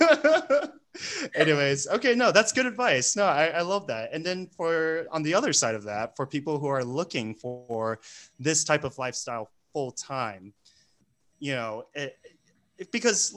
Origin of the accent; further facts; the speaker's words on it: United States; moved away; I'm American, right? I'm a gringo